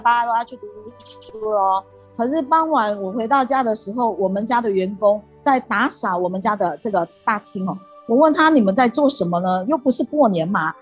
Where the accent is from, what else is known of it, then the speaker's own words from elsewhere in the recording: Gangshan, Kaohsiung, Taiwan; 我幼稚园就开始读仙斋，呃，冈山讲堂的前身，就是冈山念佛会，由佛堂所创办的这个幼稚园